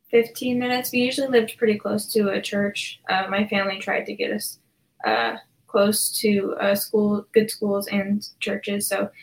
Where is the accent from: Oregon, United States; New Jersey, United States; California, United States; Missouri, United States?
New Jersey, United States; born there; also born or lived in New Mexico / Arizona / Florida / Arkansas; I was born in New Jersey. And then we moved to another town in New Jersey. Then there was New Mexico, Arizona, Florida, Arkansas, and then Texas.